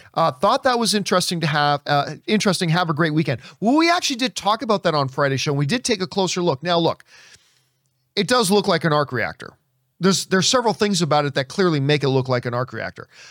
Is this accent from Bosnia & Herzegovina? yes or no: no; Halifax, Nova Scotia, Canada; moved away; Sidney Crosby, who's from my hometown. Um, at least the town I was born in. He's from Halifax as well.